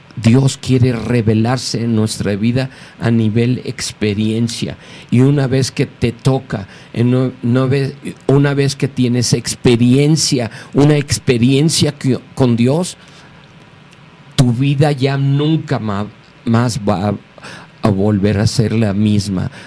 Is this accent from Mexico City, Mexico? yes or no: yes; Mexico City, Mexico; soy mexicano, antes que nada. Nací aquí hace 69 años en la Ciudad de México